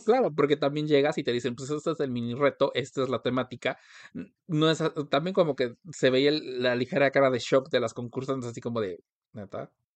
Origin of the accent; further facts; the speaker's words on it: Mexico; nosotros como mexicanos